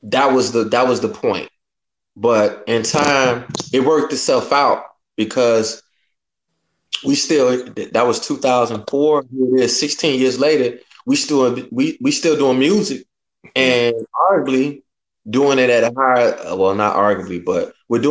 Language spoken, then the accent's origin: English; Chicago, Illinois, United States; moved away as an adult; When I was growing up in Chicago